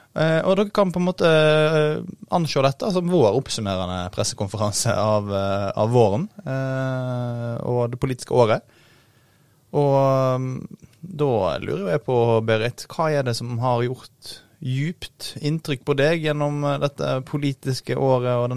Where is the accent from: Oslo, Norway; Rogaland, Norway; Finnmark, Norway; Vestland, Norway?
Oslo, Norway; Årvoll; jeg kommer fra Årvoll. Eh, og han skriver i flere av bøkene sine om oppveksten der.